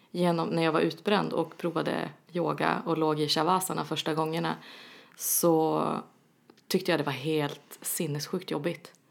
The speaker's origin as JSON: {"language": "Swedish", "region": "Norrland", "country": "Sweden", "moved": "yes", "lives_now": "Stockholm, Sweden", "said": "jag är från Norrland."}